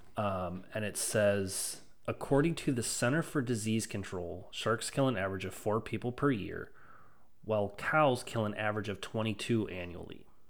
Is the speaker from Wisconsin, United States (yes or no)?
yes; Stoughton, Wisconsin, United States; I grew up in Stoughton